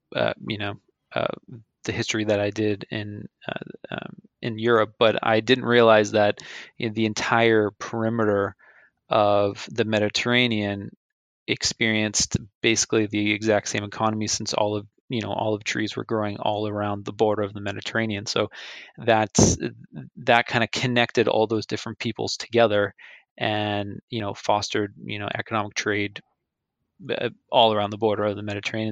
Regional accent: Andover, Massachusetts, United States; my hometown um, in Andover, Mass

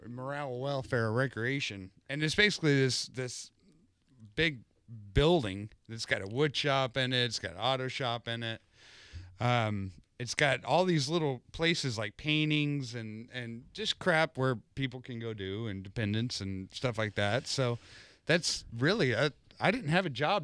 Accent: South Texas, United States; I grew up in South Texas fishing South Texas waters and South Louisiana

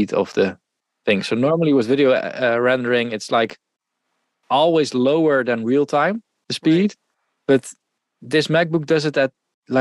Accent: Netherlands; accent: Dutch; English is a second language; I'm Dutch.

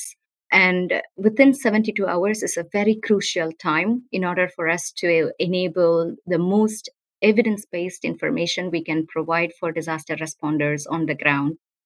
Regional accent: South India, India; moved away as an adult; also born or lived in United States; Growing up in South India, natural hazards were everywhere around us

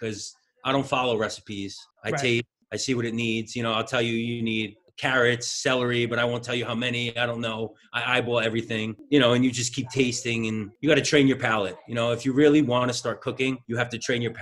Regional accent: New York, United States; accent: New York; I'm from New York originally, so that's that, like, New York accent.

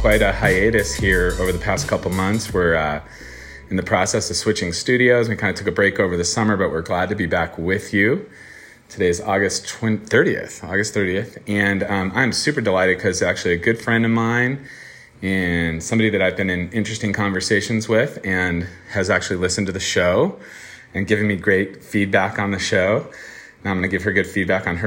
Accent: Chicago, Illinois, United States; now in Colorado, United States; Both from Chicago

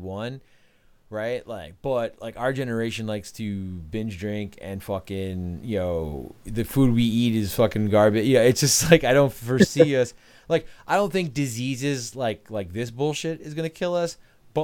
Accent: Melville, New York, United States; also born or lived in Ronkonkoma, New York; we grew up in Melville

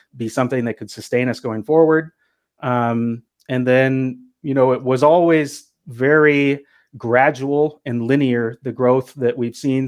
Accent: Pacific Northwest, United States; also born or lived in Los Angeles, United States; I'm from the Pacific Northwest

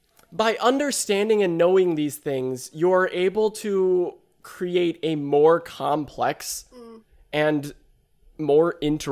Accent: Midwest, United States; we're from the Midwest. What do you expect?

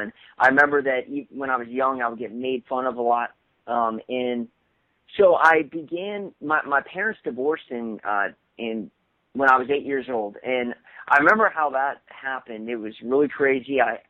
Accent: Bremerton, Washington, United States; So I was born in Washington State, and my mom, and I'll explain this a little bit, but my stepfather, they're both in the Navy. And so I lived in a little town outside of, Seattle. It was called Bremerton.

